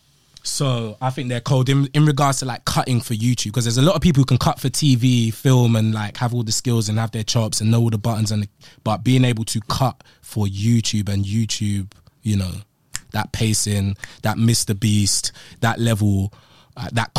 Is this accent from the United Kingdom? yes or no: yes; London, United Kingdom; I was born in Homerton Hospital